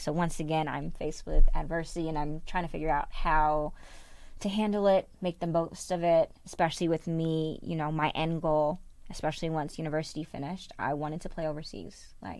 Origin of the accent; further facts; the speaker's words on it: Canada; As a Canadian, you have 5 years of eligibility as opposed to four years over in here in the NCAA.